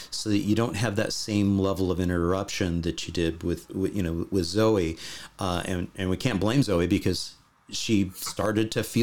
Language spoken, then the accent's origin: English; Canada; now in Netherlands; as a Canadian living in the Netherlands